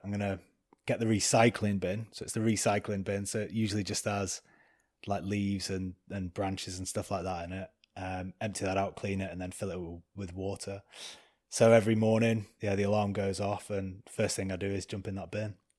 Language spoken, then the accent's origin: English; Preston, North West England, United Kingdom; I'm a kid from Preston, uh, grew up drinking cider on the streets